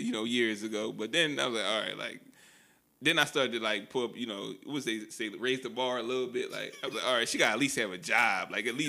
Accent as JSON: {"language": "English", "town": "Philadelphia", "region": "Pennsylvania", "country": "United States", "said": "Yeah, I'm from Philly."}